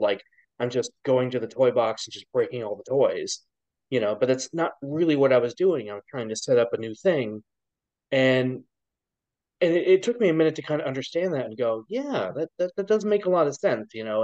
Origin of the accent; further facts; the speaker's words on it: Ohio, United States; I was born in Ohio